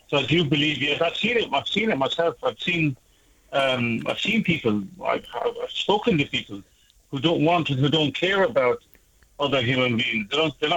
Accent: Ireland; I'm Irish

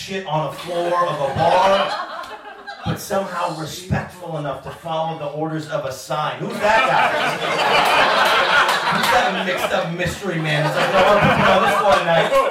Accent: New York, United States; I'm from New York State.

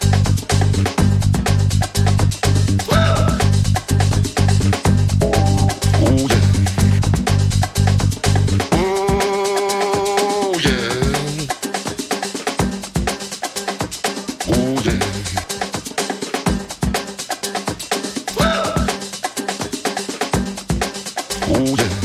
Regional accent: Mississippi, United States; now in Chicago, United States; I've been in Chicago for quite a few years, but I was born in Mississippi

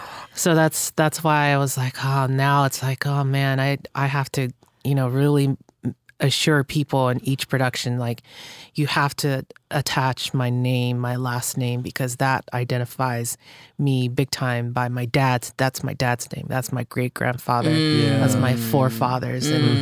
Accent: Hawaii, United States; But I'm like, that's my roots. That's where I came from. I grew up in Hawaii, went to Kamehameha schools

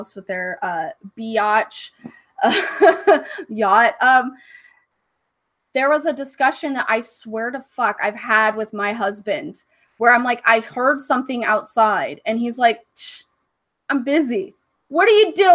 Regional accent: Northern California, United States; I am from Northern California

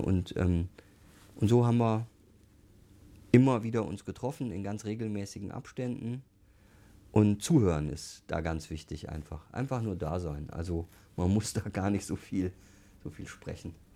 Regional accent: Duisburg, North Rhine-Westphalia, Germany; now in Munich, Germany; ich komme aus dem Ruhrgebiet, bin Duisburger und meine Eltern haben halt eine Kneipe gehabt

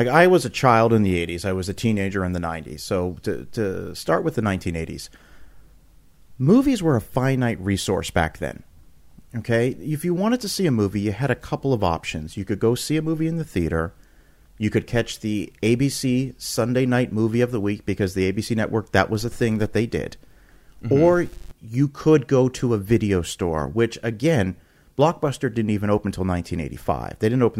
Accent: Canada; now in United States; and I'm originally from Canada, and then we moved to the United States, and there was way more video stores when I moved to the United States

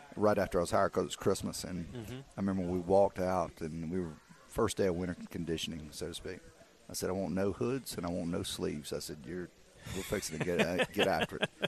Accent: South Carolina, United States; I'm from South Carolina

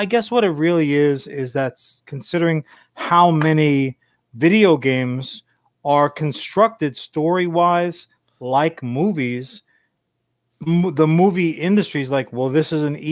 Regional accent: Long Island, New York, United States; we spent a good chunk of our lives growing up on Long Island, New York

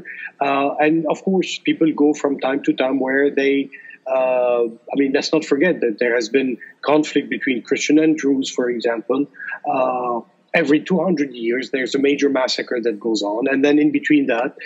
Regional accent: Lebanon; through our growing up in Lebanon

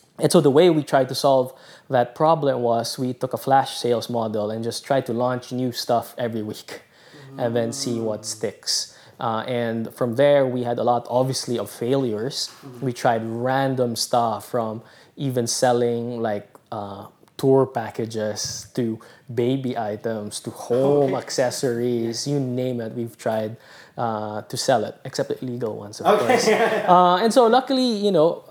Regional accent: Philippines; moved away as an adult; also born or lived in Singapore / Boston; I was away from the Philippines for 7 years.

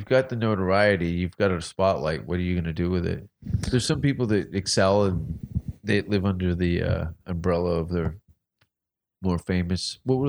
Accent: Hamilton, Ontario, Canada; born or raised there

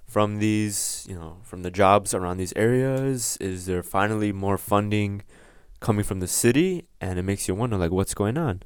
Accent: Chicago, Illinois, United States; Live from the south side of Chicago, uh, by the Garfield Ridge area.

